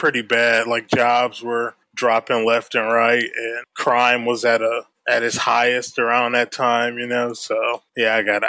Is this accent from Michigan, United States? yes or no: yes; Detroit, Michigan, United States; moved away as an adult; now in Syracuse, United States; I grew up in Detroit. Yeah, I've been in Syracuse 13 years next month.